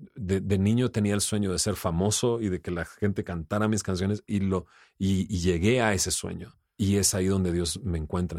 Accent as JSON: {"language": "Spanish", "town": "Monterrey", "region": "Nuevo León", "country": "Mexico", "said": "yo soy de Monterrey, vengo con ciertos valores y principios"}